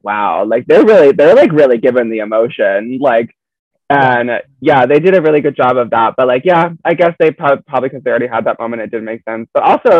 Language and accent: English; Florida, United States; I'm from Florida